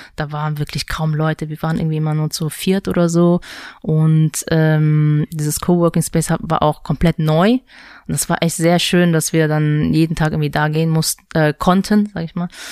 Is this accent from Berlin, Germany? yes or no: no; Mönchengladbach, North Rhine-Westphalia, Germany; also born or lived in Seoul, South Korea; now in Düsseldorf, Germany; geboren bin ich in Südkorea, ja. in Seoul. Bin mhm. dann mit sieben Jahren nach äh, Deutschland gezogen und genau, äh, habe in Mönchengladbach äh, meine Schule auch beendet